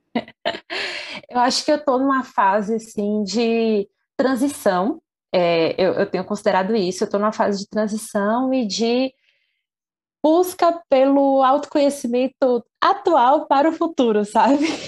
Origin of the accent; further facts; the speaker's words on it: Candeias, Bahia, Brazil; eu sou de Candeias, que é uma cidade aqui da região metropolitana de Salvador